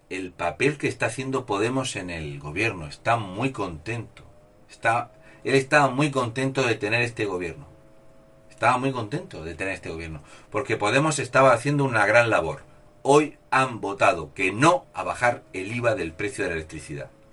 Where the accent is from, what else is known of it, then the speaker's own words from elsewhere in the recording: Spain; Soy un español sin complejos